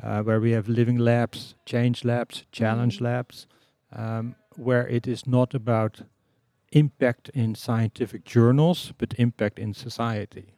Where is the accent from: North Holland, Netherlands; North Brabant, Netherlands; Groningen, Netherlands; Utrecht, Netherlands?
North Holland, Netherlands; Amsterdam; I come from the Netherlands. Was born in Amsterdam.